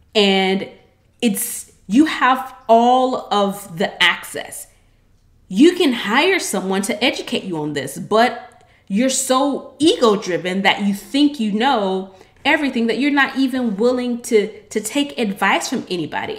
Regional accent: United States; I'm American

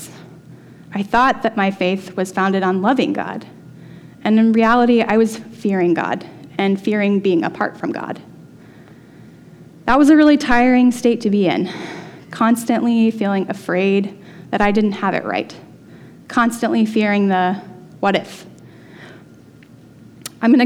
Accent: the South, United States; I grew up in the Methodist Church in the South

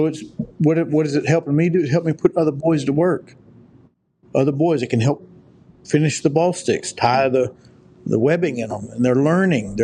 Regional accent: United States; also born or lived in Oklahoma; We're in America. We're Americans

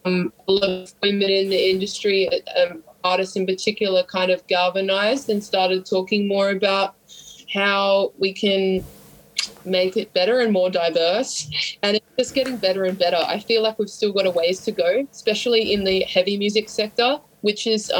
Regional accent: Sydney, New South Wales, Australia; We wear leather jackets and we drink heaps of booze, and yeah, we're from Sydney, like that kind of vibe.

